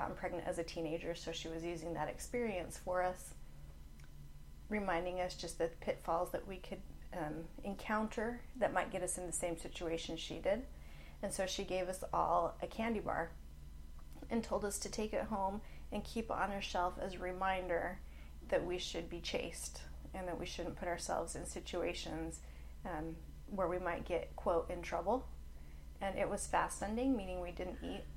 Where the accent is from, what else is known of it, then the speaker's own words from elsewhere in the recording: Provo, Utah, United States; moved away as an adult; also born or lived in Oklahoma; I was born and raised in Provo, Utah. Lived there until I was 20. Ooh, no, I was 21 when I moved to Oklahoma